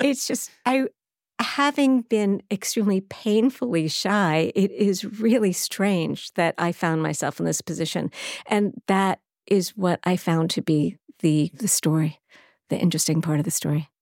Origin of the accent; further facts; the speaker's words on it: Baldwin, New York, United States; also born or lived in Brooklyn / Manhattan; even though I was born in Brooklyn, raised in Baldwin, Long Island